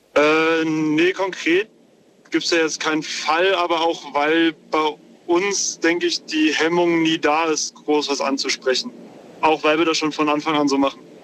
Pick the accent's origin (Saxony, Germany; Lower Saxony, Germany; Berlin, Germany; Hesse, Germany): Hesse, Germany; near Wiesbaden; Ich komme aus der Nähe von Wiesbaden.